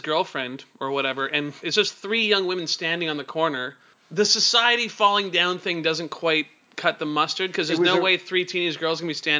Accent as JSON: {"language": "English", "town": "Surrey", "region": "British Columbia", "country": "Canada", "tie": "born or raised there", "said": "my growing up in Surrey."}